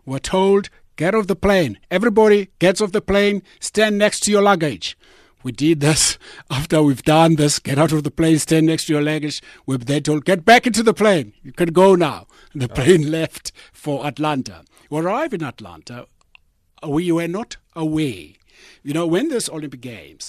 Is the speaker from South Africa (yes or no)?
yes; South Africa; I'm from South Africa. I've just arrived